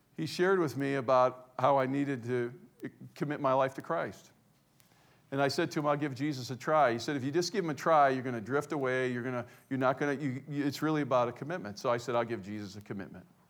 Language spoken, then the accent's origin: English; Cleveland, Ohio, United States; I was raised in Cleveland, Ohio